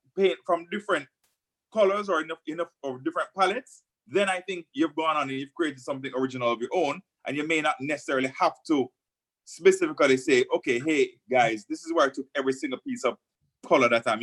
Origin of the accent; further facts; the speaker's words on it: Jamaica; as a Jamaican